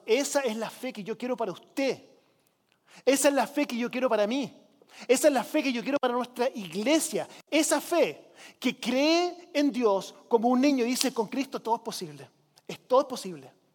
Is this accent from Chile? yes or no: yes; Chile; now in United States; Con mi esposa nosotros crecimos en Chile.